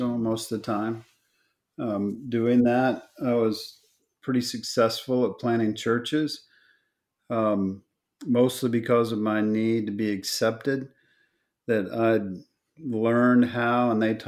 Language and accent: English; Oklahoma, United States; moved away; also born or lived in Texas; I was born in Oklahoma